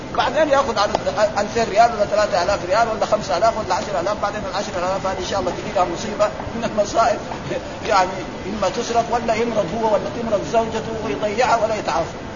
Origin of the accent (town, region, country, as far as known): Saudi Arabia